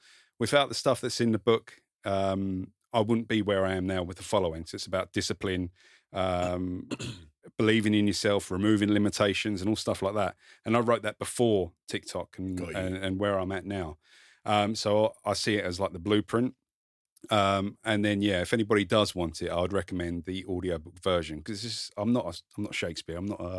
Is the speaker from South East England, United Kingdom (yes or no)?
yes; South East England, United Kingdom; Kent. So this explains it all. Near Dartford.